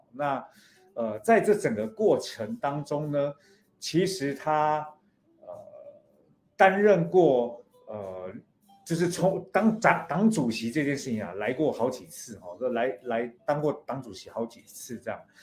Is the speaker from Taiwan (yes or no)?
yes; Taiwan; 我来自台湾